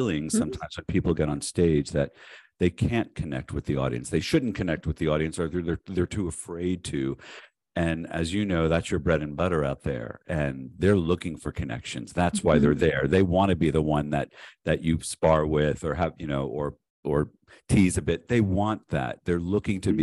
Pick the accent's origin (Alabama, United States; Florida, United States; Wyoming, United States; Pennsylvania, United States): Florida, United States; North Miami Beach; now in San Diego, United States; I was born and raised in Miami, North Miami Beach